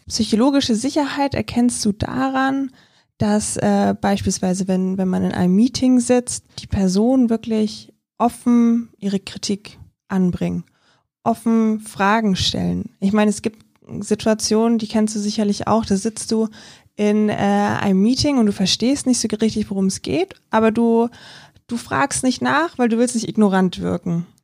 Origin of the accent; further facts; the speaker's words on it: Germany; bei uns in Deutschland